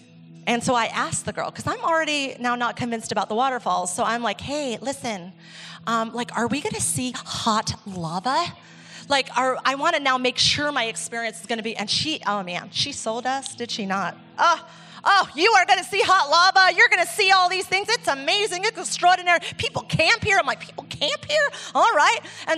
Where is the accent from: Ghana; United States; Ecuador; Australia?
Ecuador; And I realized that I thought that because I grew up in the Amazon. I'm like, we have to live our own, like my experience from Ecuador taught me what a waterfall is.